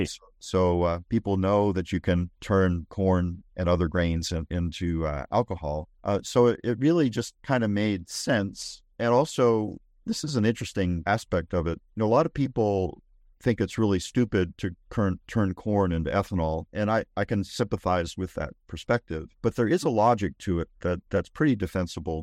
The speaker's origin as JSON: {"language": "English", "region": "Northeast", "country": "United States", "tie": "born or raised there", "moved": "yes", "lives_now": "Texas, United States", "said": "I grew up in the Northeast"}